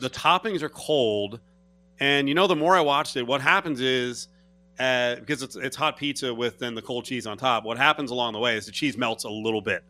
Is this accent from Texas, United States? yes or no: no; New Jersey, United States; I'm from New Jersey